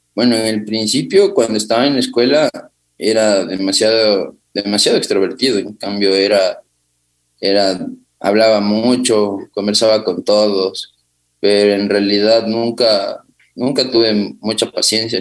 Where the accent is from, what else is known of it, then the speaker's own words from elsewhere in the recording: Quito, Pichincha, Ecuador; yo nací en Quito, en la ciudad de Quito, en el sector de Cotocoyao. Eh, viví con mis abuelos y con mi madre